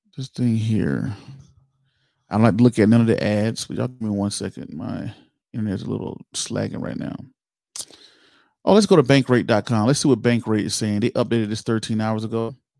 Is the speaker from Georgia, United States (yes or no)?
yes; Georgia, United States; Georgia, my home state